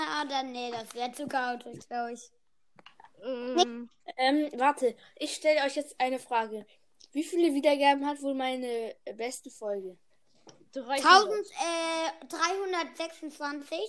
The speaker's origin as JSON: {"language": "German", "region": "Baden-Württemberg", "country": "Germany", "said": "ich, ich komme aus Baden-Württemberg. Mehr darf ich nicht sagen."}